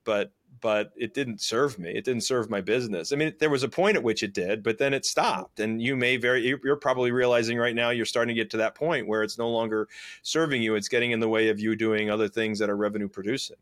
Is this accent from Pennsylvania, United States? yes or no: yes; Scranton, Pennsylvania, United States; I was raised in Scranton, Pennsylvania